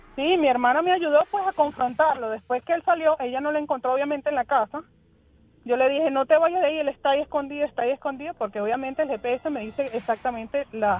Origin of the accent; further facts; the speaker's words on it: Venezuela; moved away as an adult; now in Tampa, United States; Nosotros somos de Venezuela